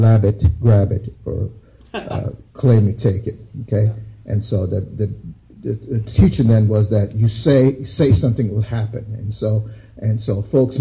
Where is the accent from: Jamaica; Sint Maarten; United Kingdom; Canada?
Jamaica; also born or lived in United States; I grew up in Jamaica